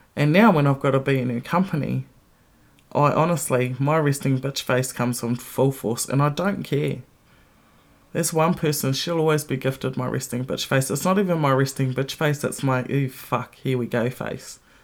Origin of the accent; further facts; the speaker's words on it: New Zealand; moved away as an adult; now in Melbourne, Australia; my home country and when I didn't live there